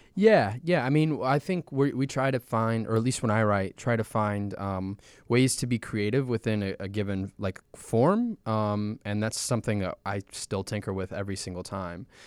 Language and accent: English; Chicago, Illinois, United States; we're from Chicago and Saint Paul, the majority of us are from Chicago